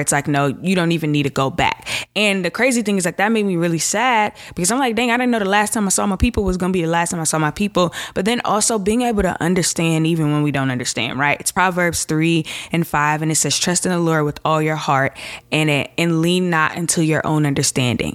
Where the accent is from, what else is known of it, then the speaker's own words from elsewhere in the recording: Chicago, Illinois, United States; I'm from Chicago